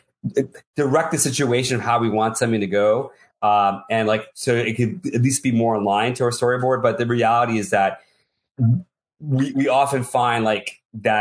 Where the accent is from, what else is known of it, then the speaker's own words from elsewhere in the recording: New York City, New York, United States; accent: nasal city voice; I'm a New Yorker. I was born in the city, and I've got a nasal city voice.